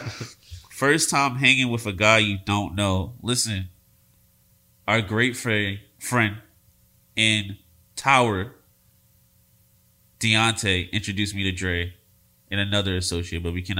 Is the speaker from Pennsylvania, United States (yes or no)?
yes; Philadelphia, Pennsylvania, United States; I'm from Philadelphia